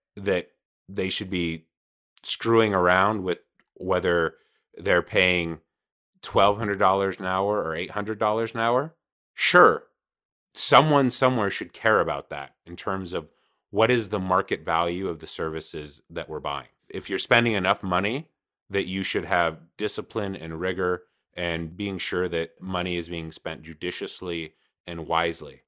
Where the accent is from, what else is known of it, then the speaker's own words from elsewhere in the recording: Los Angeles, California, United States; I'm from Los Angeles, California